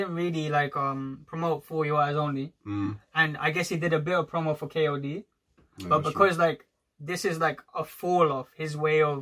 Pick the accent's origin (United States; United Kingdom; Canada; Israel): United Kingdom; London; me and …, we're from Northwest, and we've been here for like, our whole lives